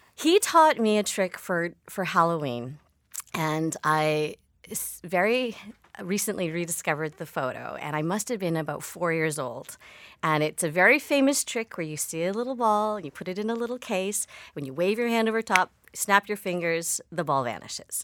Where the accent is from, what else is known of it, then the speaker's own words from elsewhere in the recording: Victoria, British Columbia, Canada; I grew up in Victoria, BC